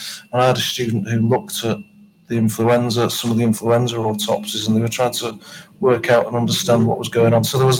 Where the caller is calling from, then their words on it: Baltimore, Maryland, United States; I'm calling in from Maryland, which is on the eastern seaboard of the United States, Baltimore.